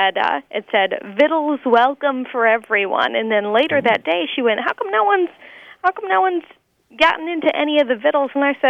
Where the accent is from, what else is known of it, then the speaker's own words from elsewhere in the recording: Midwest, United States; also born or lived in Milwaukee; we're from the Midwest, so it's pretty much pronounced with a D